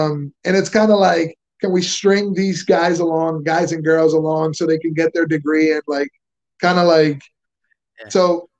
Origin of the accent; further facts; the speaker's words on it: Venezuela; I'm from Venezuela. I speak Spanish if you prefer.